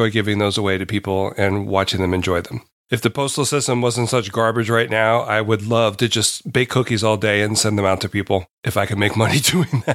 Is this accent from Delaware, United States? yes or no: yes; Delaware, United States; I'm from Delaware, and I am a professional baker